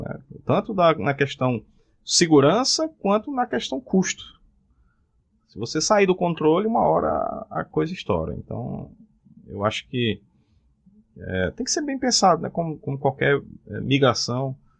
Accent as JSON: {"language": "Portuguese", "town": "Cajazeiras", "region": "Paraíba", "country": "Brazil", "moved": "as an adult", "lives_now": "João Pessoa, Brazil", "said": "Eu sou de Cajazeiras."}